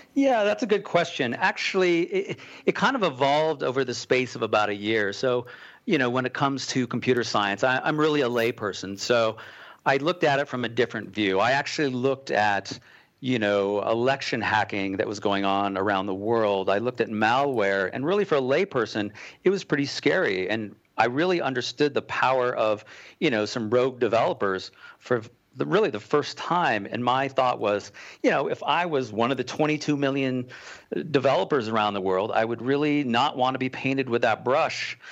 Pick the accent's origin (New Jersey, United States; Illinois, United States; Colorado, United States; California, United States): Colorado, United States; Boulder; moved away as an adult; also born or lived in Manhattan, New York; I'm from Boulder, Colorado. Um, after surviving twenty-two years in Manhattan, I'm safely back home.